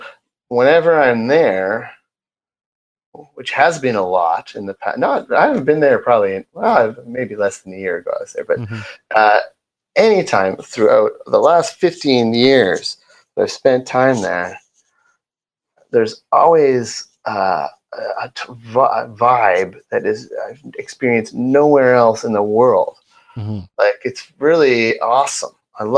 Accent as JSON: {"language": "English", "town": "Woodstock", "region": "Ontario", "country": "Canada", "tie": "born or raised there", "moved": "as an adult", "said": "Woodstock, Ontario."}